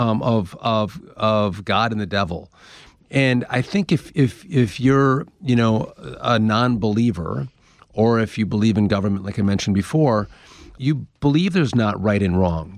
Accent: Wisconsin, United States; I'm from Wisconsin

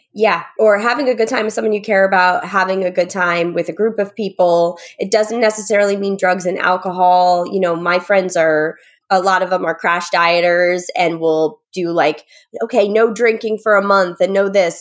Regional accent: Connecticut, United States; moved away as an adult; also born or lived in New York City; now in New York, United States; I'm from Connecticut

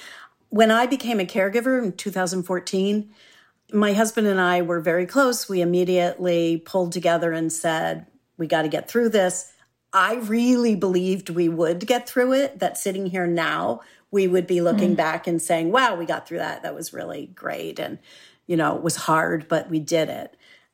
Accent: Philadelphia, Pennsylvania, United States; born there; also born or lived in Boston, United States / Santa Monica, United States; Okay. Well, I was born in Philadelphia, one of my favorite cities. And I've moved around a lot, so I could also say I'm from Boston because I lived there for 30 years while I was raising my daughter.

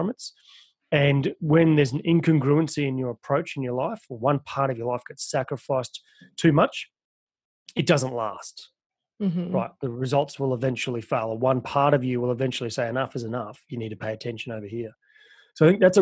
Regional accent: Australia; I'm from Australia, but I have worked in America

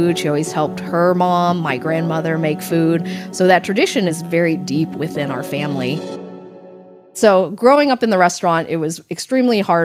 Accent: Frankfort, Kentucky, United States; also born or lived in Lexington, Kentucky; I was born in Lexington. I grew up in Frankfurt, the capital, which is about half an hour away

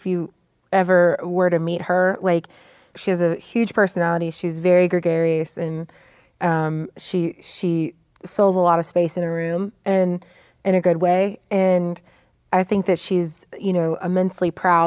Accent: Kennesaw, Georgia, United States; I am from Kennesaw, Georgia

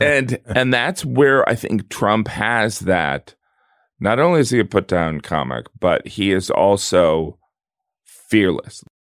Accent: the Rust Belt, a small town in the Midwest, United States; moved away

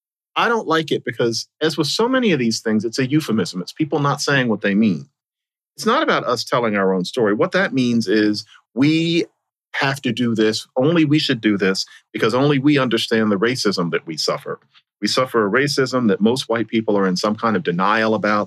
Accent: Philadelphia, Pennsylvania, United States; my hometown of Philadelphia

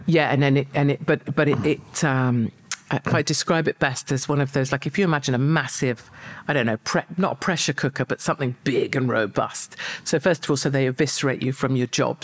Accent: United Kingdom; I'm proud of uh, being British

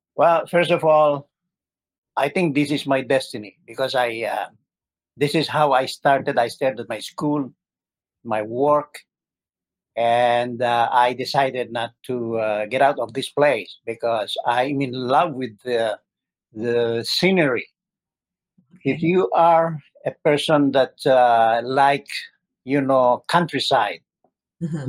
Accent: Pasay, Metro Manila, Philippines; moved away as an adult; also born or lived in Tuguegarao, Cagayan, Philippines / Switzerland; now in Syracuse, United States; I'm originally from uh, Philippines. I uh, uh, from Tuguegarao, Cagayan. That's my province, and I grew up in Pasay City, that's uh, adjacent to the city of Manila.

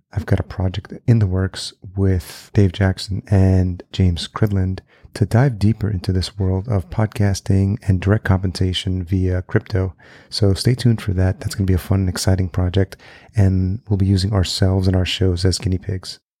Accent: El Salvador; now in United States; I'm Latino. I was born in El Salvador

